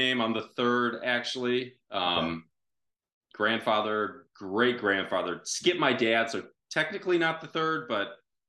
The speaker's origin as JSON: {"language": "English", "town": "Mesa", "region": "Arizona", "country": "United States", "tie": "born or raised there", "also_born_or_lived": "Baltimore, Maryland / Washington, District of Columbia, United States", "moved": "as an adult", "said": "Yes, up in northern Arizona. Yeah, growing up in Mesa at that time, it was still a lot of cotton fields and orange groves"}